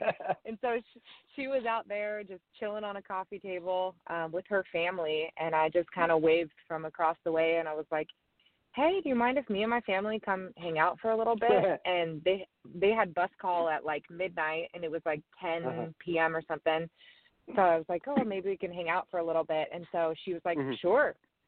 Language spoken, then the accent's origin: English; Brookings, Oregon, United States; moved away as an adult; also born or lived in Florida / Nashville, Tennessee; I'm actually from Oregon, I'm from a little tiny town on the coast on the border of California called Brookings, Oregon, grew up, born and raised there. I went to college in Oregon also.